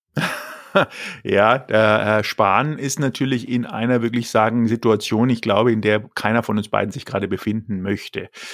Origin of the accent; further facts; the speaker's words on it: Germany; für uns als Deutsche